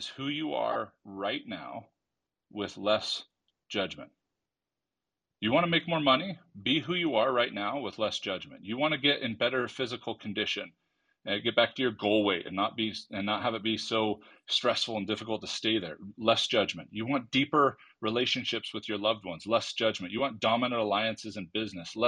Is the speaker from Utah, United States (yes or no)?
no; California, United States; I'm from California